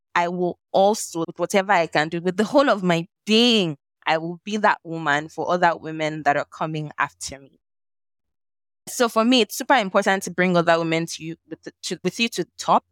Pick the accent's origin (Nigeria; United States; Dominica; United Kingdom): Nigeria; accent: Nigerian; also born or lived in Lagos, Nigeria / Ibadan, Nigeria; growing up in Nigeria, Lagos, Ibadan